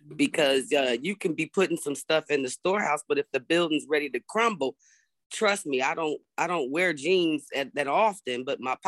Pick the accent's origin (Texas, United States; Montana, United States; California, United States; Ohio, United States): California, United States; Berkeley; moved away as an adult; now in North Carolina, United States; born and raised in Berkeley, California